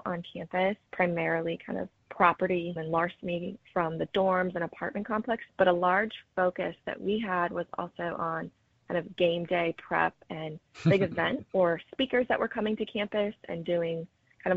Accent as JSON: {"language": "English", "region": "the Carolinas", "country": "United States", "moved": "yes", "said": "I'm from the Carolinas"}